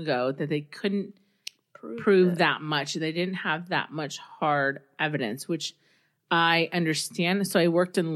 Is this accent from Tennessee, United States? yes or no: no; South Texas, United States; moved away; also born or lived in Southern California; I grew up in the South. So, South Texas